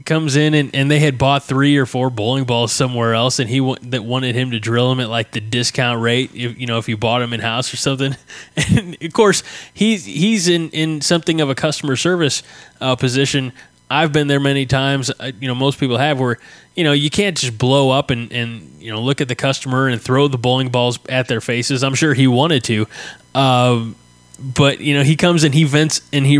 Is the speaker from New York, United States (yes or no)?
no; Southern Illinois, United States; McKendree University, which is 10 minutes from my hometown. I mean, it's right here in Southern Illinois